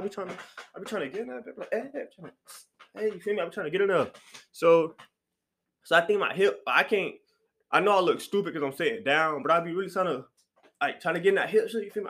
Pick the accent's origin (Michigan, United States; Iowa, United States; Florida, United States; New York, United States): Florida, United States; Miami; moved away; I'm from Miami